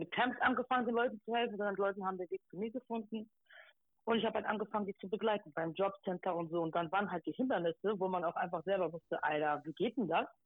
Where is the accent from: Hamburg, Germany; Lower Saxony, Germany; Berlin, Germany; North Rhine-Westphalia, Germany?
Hamburg, Germany; Genau, ich komme aus Eimsbüttel, habe da auch äh, viel Support erhalten aus dem Bezirksamt raus